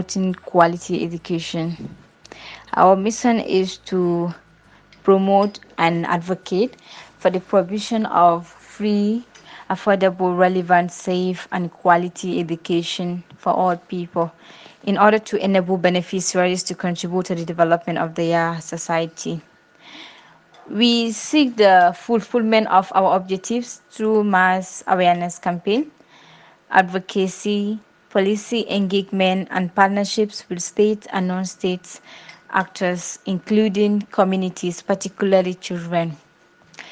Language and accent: English; Gambia; I'm from the Gambia.